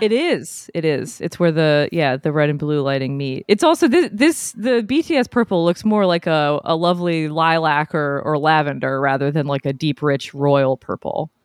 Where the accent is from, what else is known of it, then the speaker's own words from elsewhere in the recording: New England, United States; moved away; I'm from New England, so yeah, bo-, born and raised